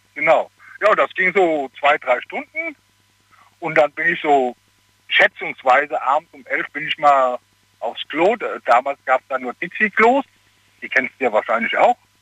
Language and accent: German; Hagen, North Rhine-Westphalia, Germany; now in Cologne, Germany; ich komme aus Hagen